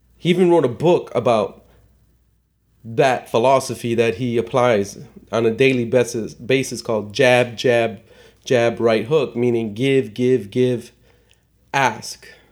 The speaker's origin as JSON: {"language": "English", "town": "Chicago", "region": "Illinois", "country": "United States", "tie": "born or raised there", "said": "I was born and raised in Chicago"}